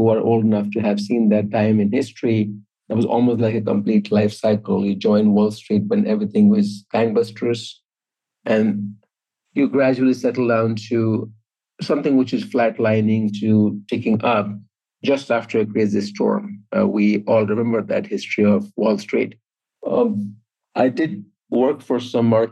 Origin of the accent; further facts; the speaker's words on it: Jamshedpur, Jharkhand, India; moved away; when I grew up in India, small steel city called Tata Nagar